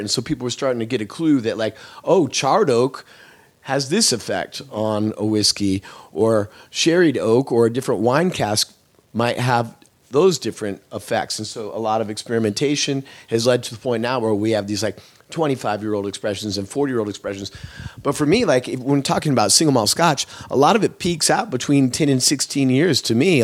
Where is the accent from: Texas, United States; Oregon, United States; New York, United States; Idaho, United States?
Oregon, United States; Eugene; moved away as an adult; now in Los Angeles, United States; I come from Oregon. I grew up in the Eugene Springfield area of Oregon